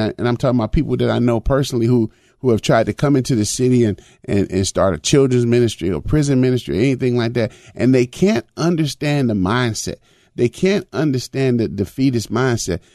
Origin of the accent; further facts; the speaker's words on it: Chicago, Illinois, United States; when I was a young boy growing up in Chicago.